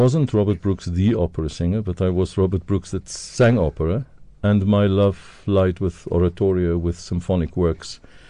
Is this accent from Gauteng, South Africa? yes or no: no; Dundee, KwaZulu-Natal, South Africa; moved away as an adult; Wasbank near Dundee. So I grew up that area in Dundee, went to school there.